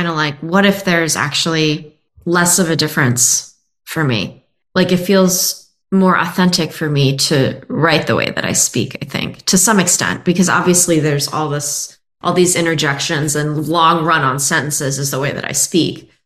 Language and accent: English; Maryland, United States; moved away as an adult; also born or lived in Ohio; now in Los Angeles, United States; I am from Maryland, outside the DC area.